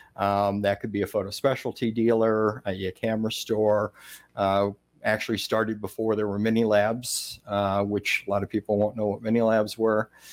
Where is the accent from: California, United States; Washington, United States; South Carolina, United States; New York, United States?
New York, United States; Rochester; I grew up in Rochester, New York